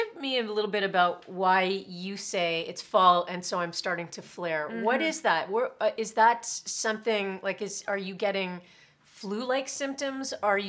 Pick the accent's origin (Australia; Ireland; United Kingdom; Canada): Canada; because we're Canadian.